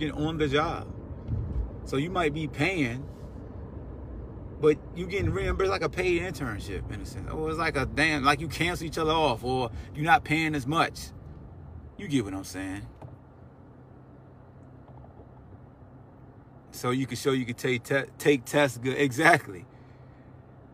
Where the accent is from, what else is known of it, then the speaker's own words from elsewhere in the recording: Newport News, Virginia, United States; I grew up in Newport News, Hampton area, in the shipyard.